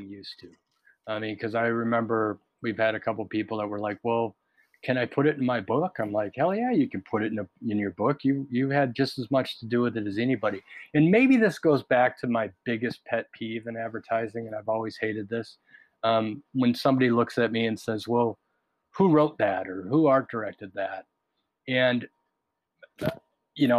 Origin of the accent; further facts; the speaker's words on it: Minnesota, United States; I was raised in Minnesota